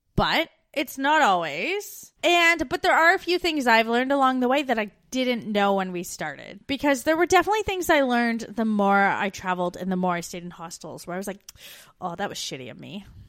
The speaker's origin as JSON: {"language": "English", "country": "Canada", "moved": "as an adult"}